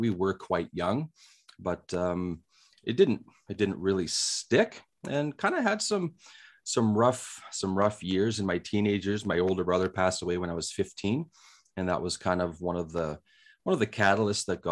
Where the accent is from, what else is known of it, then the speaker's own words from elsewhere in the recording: Saskatchewan, Canada; moved away as an adult; now in Alberta, Canada; I grew up in Saskatchewan